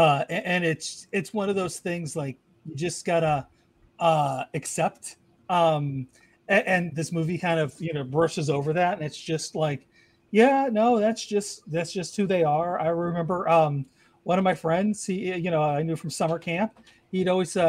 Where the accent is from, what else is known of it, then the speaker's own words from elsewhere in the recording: El Paso, Texas, United States; moved away; I was born in El Paso, bro.